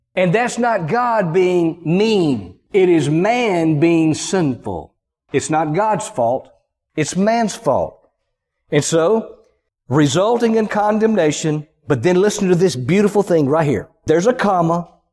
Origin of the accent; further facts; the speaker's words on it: the American South, United States; accent: Southern; I grew up in the Southern culture. People are, for the most part, people are nice from where I grew up down in the country